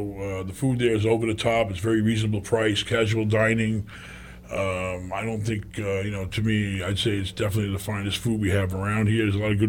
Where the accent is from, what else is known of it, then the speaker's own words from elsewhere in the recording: New York, United States; I was born and raised in New York.